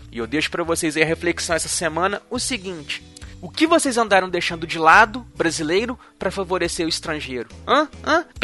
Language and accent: Portuguese; Brazil